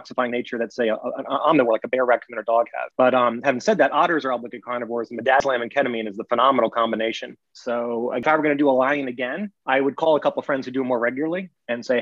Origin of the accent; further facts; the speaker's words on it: North Carolina, United States; I grew up in North Carolina